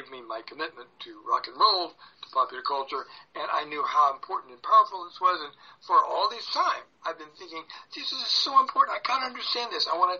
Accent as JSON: {"language": "English", "town": "Tupelo", "region": "Mississippi", "country": "United States", "tie": "born or raised there", "said": "I grew up in Tupelo, Mississippi, Elvis's hometown"}